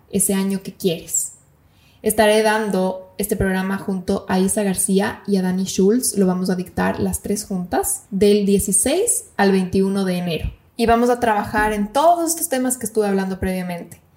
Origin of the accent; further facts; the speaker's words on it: Ecuador; moved away as an adult; also born or lived in Bali / Malaysia / Turkey; now in Buenos Aires, Argentina; como ecuatorianos podemos quedarnos